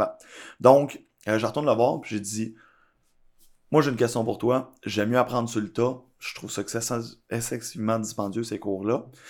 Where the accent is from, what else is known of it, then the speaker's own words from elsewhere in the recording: Blainville, Quebec, Canada; also born or lived in Laval; now in Laurentides, Canada; je suis né à Laval, j'ai grandi une majorité de mon enfance aussi à Blainville